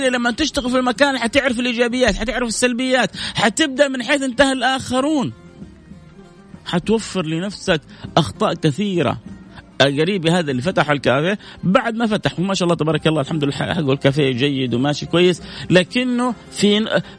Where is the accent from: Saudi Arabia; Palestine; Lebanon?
Saudi Arabia; شوف ايش اشهر المحلات الستيك عندنا في السعوديه اقول لهم تقبلوني انا سعودي ابغى اتوظف عندكم